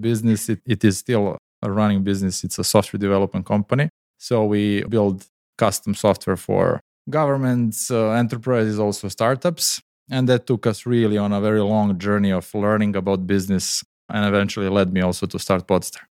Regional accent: Serbia; moved away; also born or lived in Dubai; my home country, Serbia.

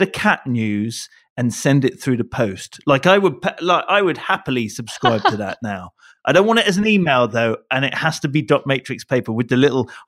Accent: Canada; I'm Canadian. I'll throw in something about a bear.

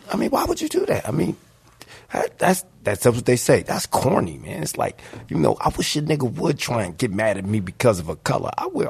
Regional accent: Philadelphia, Pennsylvania, United States; moved away; also born or lived in Los Angeles; I'm from Philly.

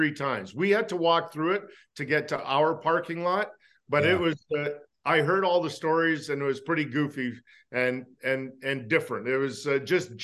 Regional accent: Edmonton, Alberta, Canada; also born or lived in New York / Los Angeles; now in Calgary, Canada; I grew up in Elmwood, a little community in Edmonton

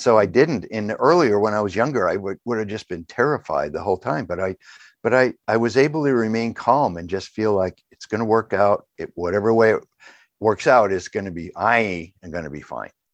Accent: New England, United States; I grew up in New England

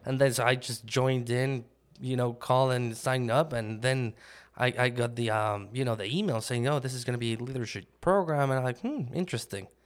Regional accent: Mexico City, Mexico; moved away as an adult; now in United States; I grew up in Mexico City

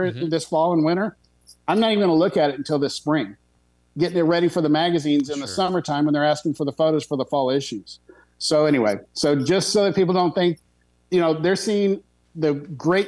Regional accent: Texas, United States; Being a Texan

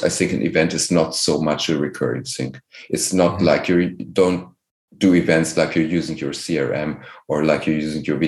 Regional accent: Germany; I'm here from Germany

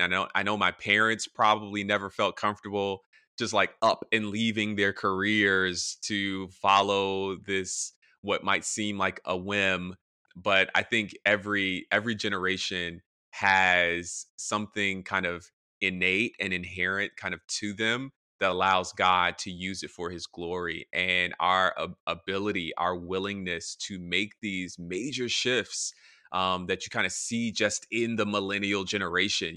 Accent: Atlanta, Georgia, United States; moved away as an adult; also born or lived in Tennessee / Michigan; now in Washington, D.C., United States; I'm a pastor in D C, I'm from Atlanta

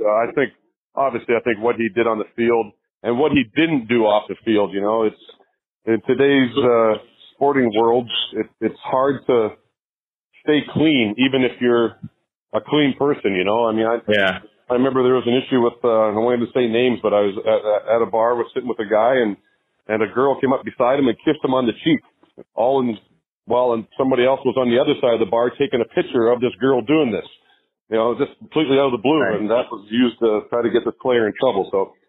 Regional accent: Canada; I'm Canadian. I played in Canada for the Canadian team that was there.

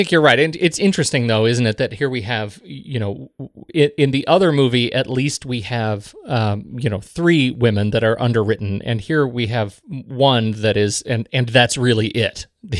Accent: Colorado, United States; No, neither of us. No, we're from Colorado.

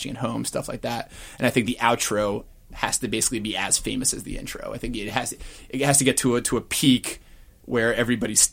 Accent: United Kingdom; immediately out by virtue of being British

